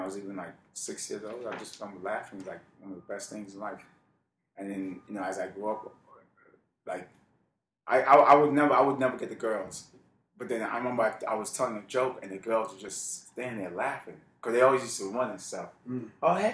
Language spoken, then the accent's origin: English; New York City, New York, United States; born or raised there